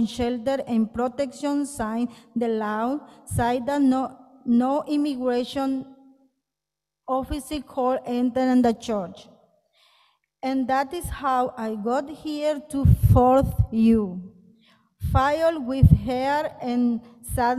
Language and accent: English; Guatemala City, Guatemala Department, Guatemala; moved away as an adult; now in United States; I am from Guatemala City